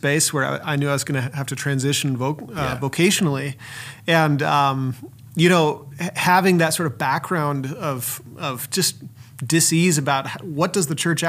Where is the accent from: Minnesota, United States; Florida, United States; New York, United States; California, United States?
Minnesota, United States; My background is I'm from Minnesota, but I've been all over the country doing various things.